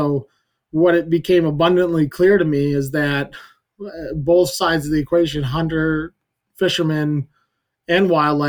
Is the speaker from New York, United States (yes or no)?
no; Western Maine, United States; I grew up in Western Maine, so I think it's pretty low key and people like a more traditional, close to the land kind of living.